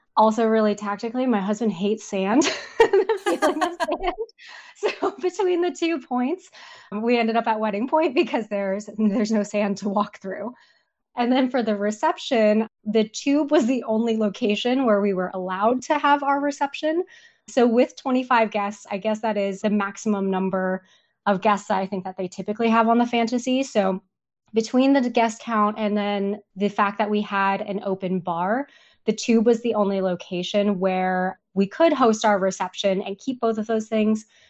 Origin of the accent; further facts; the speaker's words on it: Seattle, Washington, United States; we are from Seattle